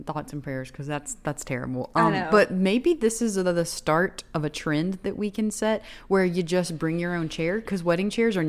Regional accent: the South, United States; growing up in the South

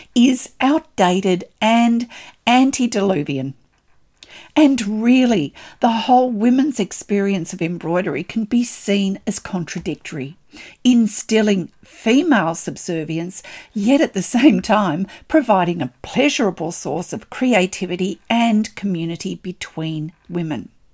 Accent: Australia; I'm an Australian textile artist

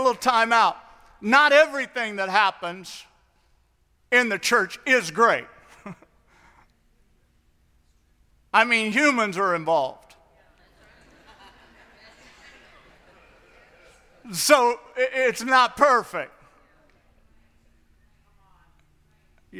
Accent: St. Louis, Missouri, United States; moved away as an adult; also born or lived in the Northwest; I grew up in St. Louis, and I was out in the Northwest.

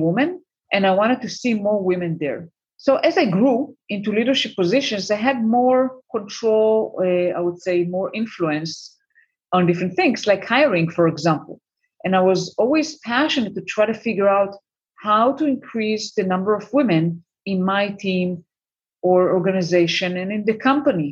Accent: Israel; moved away as an adult; also born or lived in United States; I'm currently based in Israel for the last 2 years. I mean, it's my home country

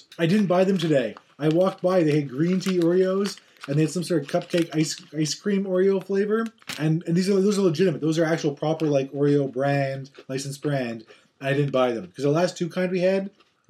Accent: Canada; we're middle-aged white Canadian men.

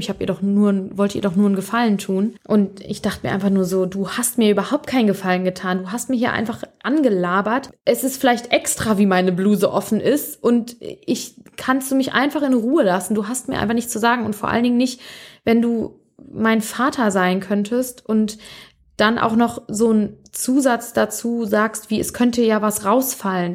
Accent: Bonn, North Rhine-Westphalia, Germany; also born or lived in Mainz; ich bin ursprünglich, komme ich aus Bonn. Ich bin mein, also ich bin hier aufgewachsen, bin hier zur Schule gegangen

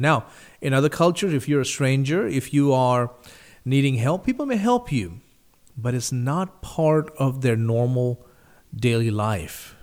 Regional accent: India; moved away; the country I grew up in, India

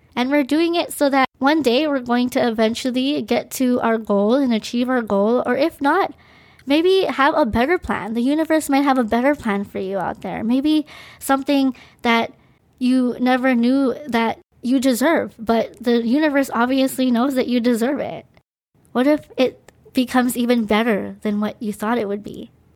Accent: Maui, Hawaii, United States; also born or lived in Philippines; I was born in the Philippines, and my family and I immigrated to the island of Maui, Hawaii. I moved here when I was two years and, I believe, five months

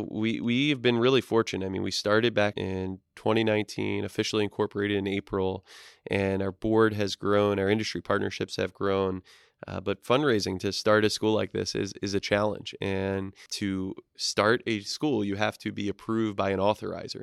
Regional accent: East Coast, United States; moved away; I'm from the East Coast originally

